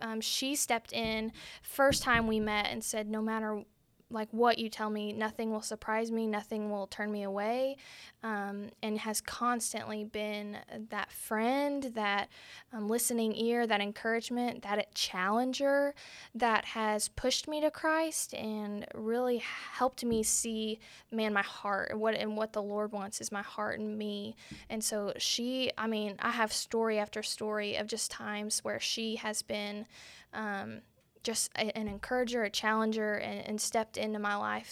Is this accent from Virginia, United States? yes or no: no; Arlington, Texas, United States; now in Benton, United States; I'm originally from Arlington, Texas